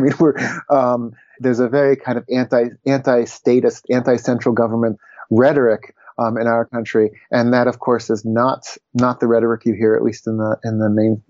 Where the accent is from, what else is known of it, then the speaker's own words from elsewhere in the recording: United States; from my point of view as an American leftist individualist